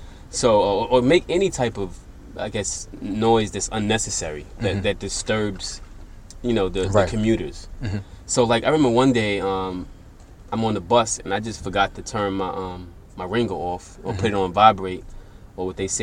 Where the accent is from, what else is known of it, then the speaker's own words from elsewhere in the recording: New York City, New York, United States; moved away as an adult; also born or lived in Harlem; now in Japan; I'm originally from Brooklyn.